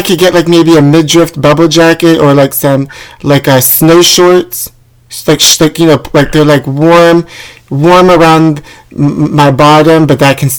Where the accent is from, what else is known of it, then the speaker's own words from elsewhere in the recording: New York, United States; now in Los Angeles, United States; I know, I'm originally from New York, but every snowsuit sold out there because of the blizzard.